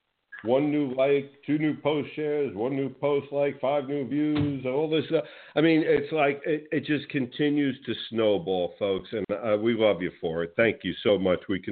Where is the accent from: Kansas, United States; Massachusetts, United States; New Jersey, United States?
New Jersey, United States; I grew up in New Jersey